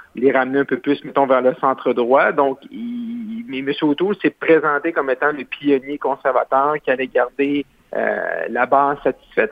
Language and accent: French; Roberval, Quebec, Canada; c'est mon patelin chez moi où je suis né, qui est Robert Val